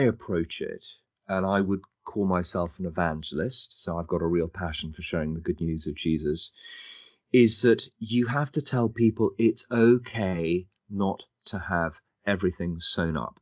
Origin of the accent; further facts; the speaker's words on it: London, United Kingdom; I was born and bred in London.